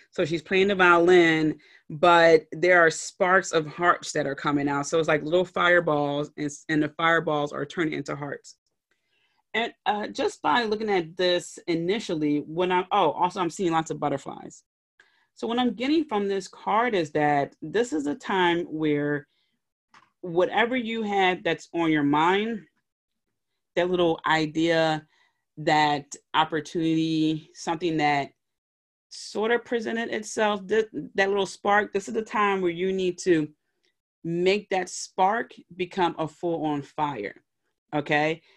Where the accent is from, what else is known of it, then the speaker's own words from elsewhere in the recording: Philadelphia, Pennsylvania, United States; in my hometown in Philly